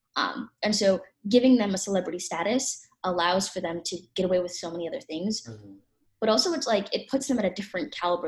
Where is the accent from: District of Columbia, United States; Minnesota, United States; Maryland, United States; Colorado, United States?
Minnesota, United States; Minneapolis; I'm 17 and I'm from Minneapolis, Minnesota.